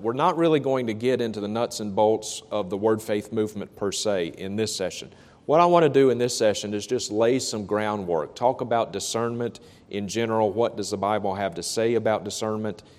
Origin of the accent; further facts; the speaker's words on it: Vicksburg, Mississippi, United States; a faith healer who is coming to my hometown of Vicksburg, Mississippi